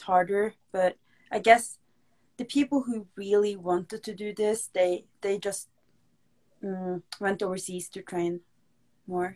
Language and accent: English; Norway; I'm a pro MMA fighter from Norway